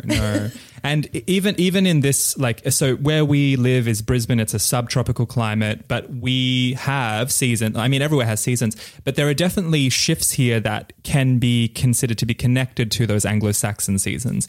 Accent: Bali, Indonesia; my father, who is Balinese, and I was born in Bali

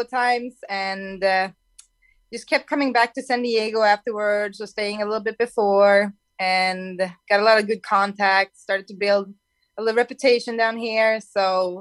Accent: Sweden; moved away as an adult; now in California, United States; my home country

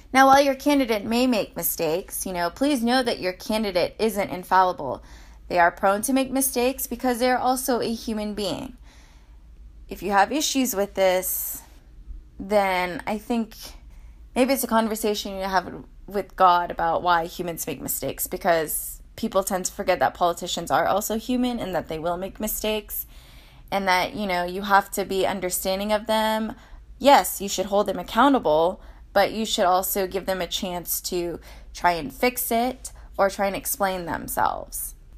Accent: United States; we're all American

